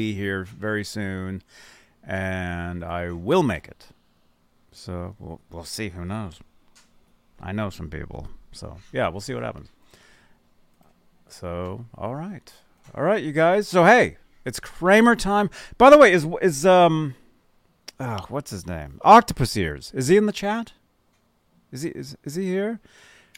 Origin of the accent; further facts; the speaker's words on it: Arizona, United States; I'm from Arizona.